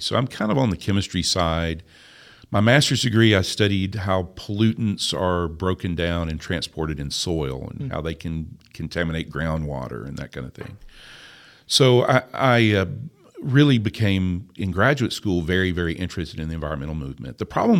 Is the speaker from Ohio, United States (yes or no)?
no; Tennessee, United States; I am a hillbilly from Tennessee. My family has operated the same farm for 190 years.